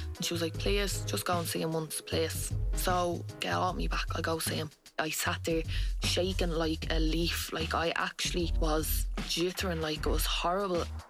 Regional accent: Dublin, Leinster, Ireland; I'm 22, nearly 23, and I grew up in Finglas in Dublin.

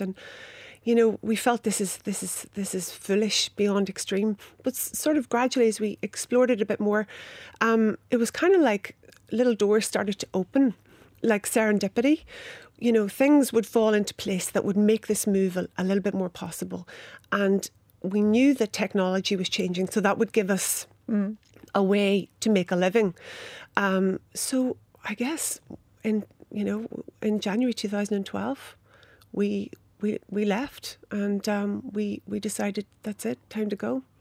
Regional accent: Inishowen, Donegal, Ulster, Ireland; I grew up in Inishowen, and for those who might know it, it's the extreme north of Donegal.

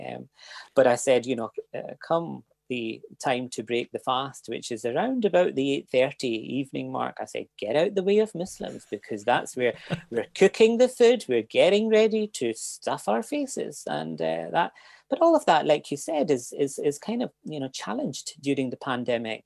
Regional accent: Glasgow, Scotland, United Kingdom; moved away as an adult; now in Cork, Ireland; I grew up in Glasgow

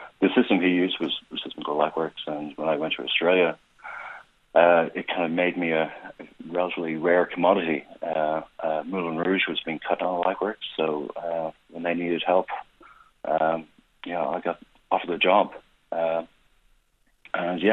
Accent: Dublin, Leinster, Ireland; moved away; My folks still live there, and kind of grew up in Sandy Cove, and that was my stopping ground growing up.

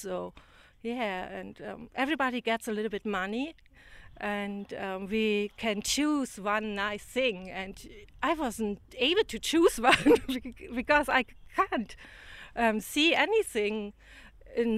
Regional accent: Berlin, Germany; moved away; I grew up in Berlin and later next to Berlin

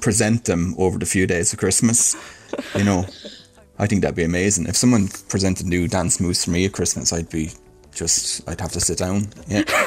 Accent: Ireland; we're Irish and that's the way we do things

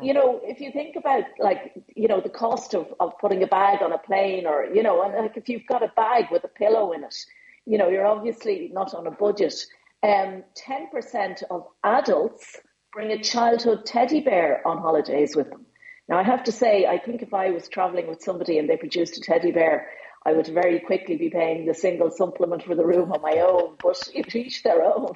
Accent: Ireland; being Irish

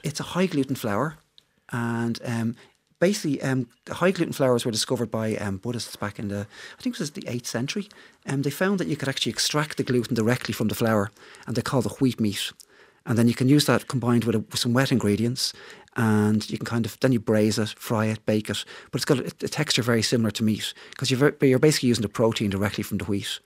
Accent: Dublin, Leinster, Ireland; I'm from, I'm from Dublin

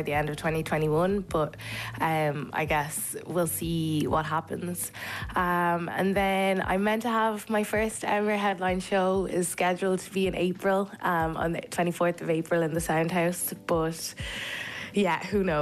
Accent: Kildare, Leinster, Ireland; also born or lived in Zimbabwe / Dublin; I was brought up in Kildare

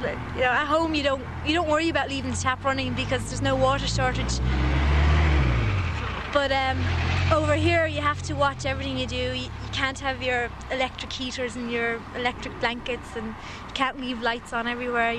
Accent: Saggart, Leinster, Ireland; I'm from Sagard, County Dublin

